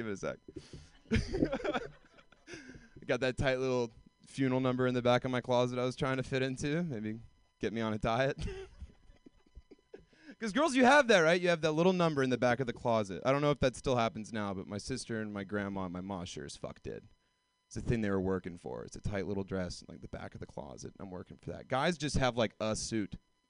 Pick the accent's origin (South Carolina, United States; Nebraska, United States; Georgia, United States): Georgia, United States; Like, I moved here from Georgia, deep south. It never happened to me.